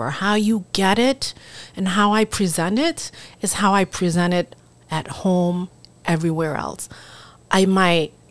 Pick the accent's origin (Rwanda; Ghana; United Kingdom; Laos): Laos; English is a second language; now in United States; But then my you know my home country, where I come from, um, you know, Laos has never had a presence